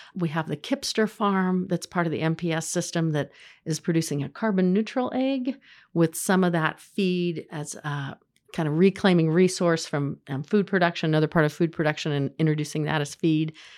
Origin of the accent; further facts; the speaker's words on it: Terre Haute, Indiana, United States; I grew up in Terre Haute in the nineteen eighties